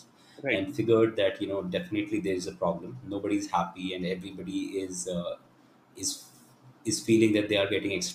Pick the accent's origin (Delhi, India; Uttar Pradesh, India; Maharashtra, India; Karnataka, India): Delhi, India; moved back to Delhi, you know, where I'm originally from